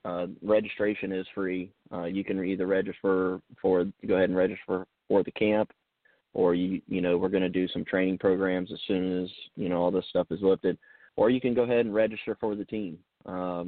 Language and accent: English; Somerville, United States; I grew up in Somerville, you know, I've always been around the Stratoma Club